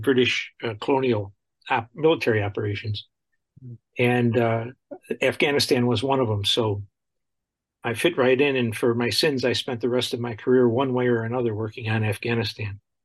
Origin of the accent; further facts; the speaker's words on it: Buffalo, New York, United States; I grew up in Buffalo, New York, and I went to school there